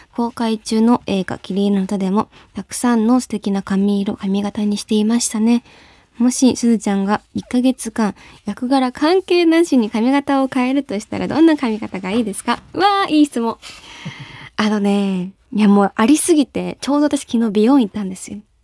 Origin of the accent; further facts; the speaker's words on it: Shizuoka, Japan; 私、地元静岡なので